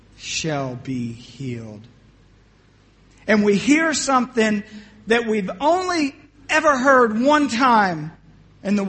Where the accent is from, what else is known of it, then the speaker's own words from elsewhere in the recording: Atlantic City, New Jersey, United States; moved away; also born or lived in Philadelphia, Pennsylvania / North Carolina; I was born in South Philly. And at the age of 2, my mother and my aunt started opening up restaurants in Atlantic City, New Jersey. We went there. That's where I grew up